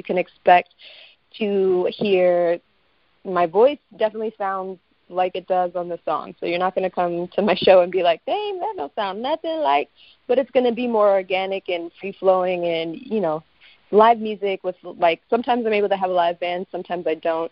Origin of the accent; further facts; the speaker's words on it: Chicago, Illinois, United States; moved away as an adult; now in Los Angeles, United States; I am from Chicago, Illinois